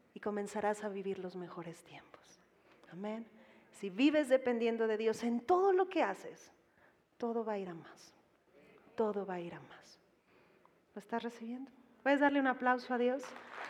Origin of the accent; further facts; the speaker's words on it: Mexico; Como mexicanos